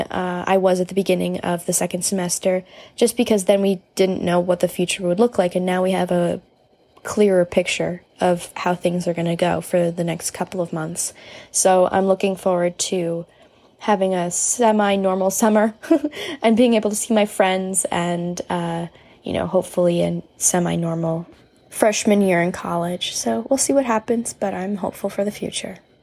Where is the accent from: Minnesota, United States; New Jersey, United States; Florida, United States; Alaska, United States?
New Jersey, United States; I'm from New Jersey, and I am a high school senior